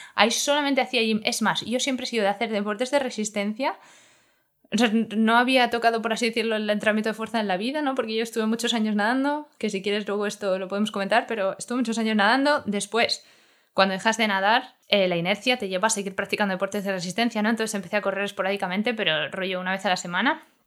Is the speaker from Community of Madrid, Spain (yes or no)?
yes; Madrid, Community of Madrid, Spain; somos de Vallecas